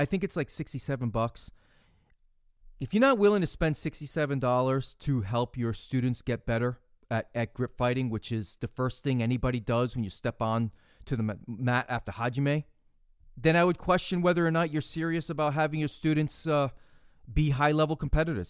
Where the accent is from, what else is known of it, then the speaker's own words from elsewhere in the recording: New York City, New York, United States; moved away; also born or lived in Massachusetts; growing up in New York City and, and certainly, uh, up in Massachusetts near, near Worcester and Boston